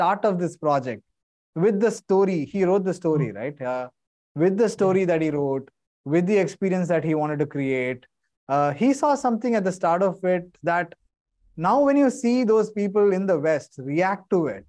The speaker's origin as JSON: {"language": "English", "country": "India", "said": "I'm still an Indian."}